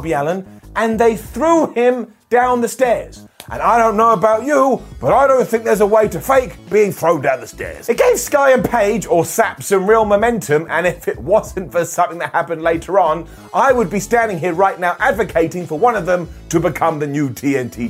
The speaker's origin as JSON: {"language": "English", "region": "England", "country": "United Kingdom", "said": "I am an Englishman, a United Kingdom person"}